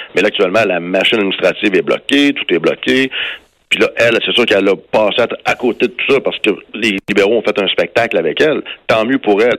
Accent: Canada; chez nous au Canada

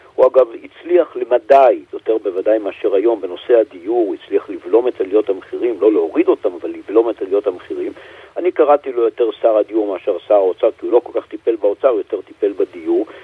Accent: Jerusalem, Jerusalem District, Israel; כירושלמי, נולדתי פה, אני חי פה הרבה שנים

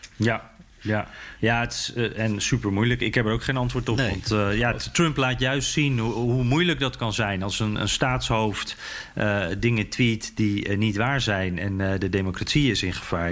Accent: Netherlands; Dus ik zo, Nederland

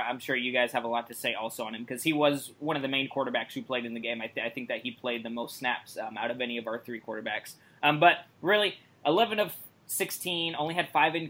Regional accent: Vancouver, Washington, United States; he went to high school in my hometown that I also currently live in, Vancouver, Washington.

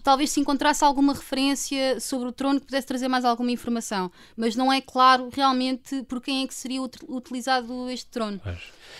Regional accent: Lisbon, Portugal; eu sou de Lisboa

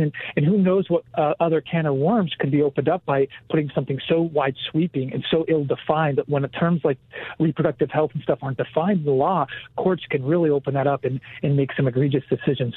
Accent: Pennsylvania, United States; moved away as an adult; now in Washington, D.C., United States; I grew up in small rural part of Pennsylvania in America

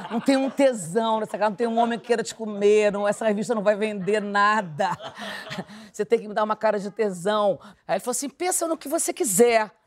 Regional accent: Brazil; Mas eu sou, eu sou brasileira gostosa, moro.

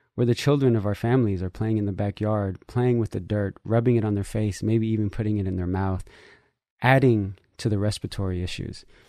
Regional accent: San Francisco, California, United States; also born or lived in Nicaragua (family origin); I grew up in San Francisco

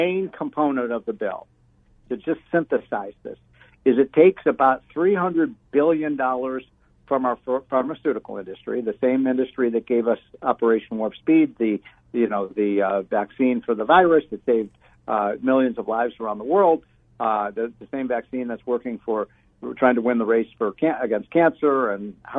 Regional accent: Chicago, Illinois, United States; I'm from Chicago

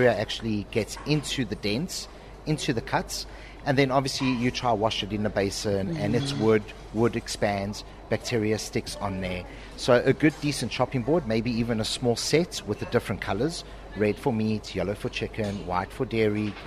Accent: South Africa; accent: South African; moved away as an adult; also born or lived in Madeira, Portugal; now in Dubai, United Arab Emirates; moved over to South Africa when I was 2.5 years old

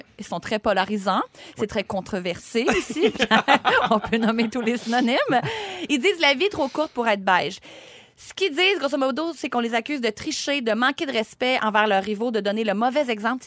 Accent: Sorel-Tracy, Quebec, Canada; Je suis quelqu'un qui vient de Sorel-Tracy

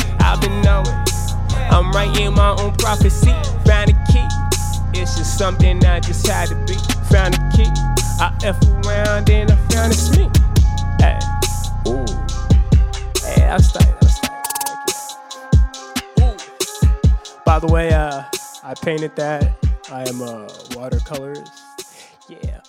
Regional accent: Spanaway, Washington, United States; now in Seattle, United States; You're saying we're from Spanaway, so there wasn't much outlets to do much stuff.

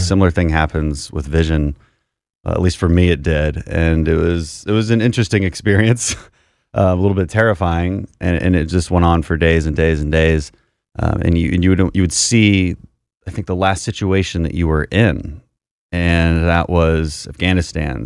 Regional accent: Houston, Texas, United States; my family comes from the energy industry, so we're from Houston

